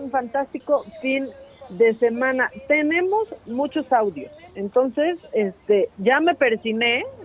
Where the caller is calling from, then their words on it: Cuautitlán, State of Mexico, Mexico; de Cuautitlán.